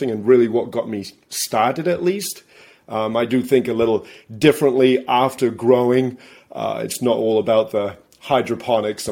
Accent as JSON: {"language": "English", "region": "England", "country": "United Kingdom", "moved": "yes", "lives_now": "Massachusetts, United States", "said": "I live in Massachusetts. I'm originally from England. That's where my accent comes from."}